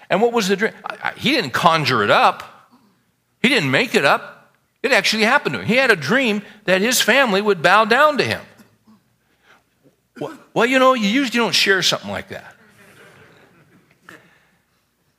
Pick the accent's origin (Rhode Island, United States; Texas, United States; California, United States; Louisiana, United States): California, United States; Bakersfield; where I was raised in California from Bakersfield